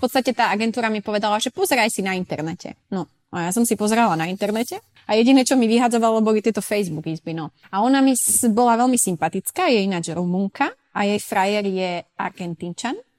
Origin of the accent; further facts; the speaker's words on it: Sklabiná, Banská Bystrica Region, Slovakia; moved away as an adult; also born or lived in Switzerland; now in Ibiza, Spain; ja som zo Sklavinej, hej, Sklavina pri Veľkom Krtiši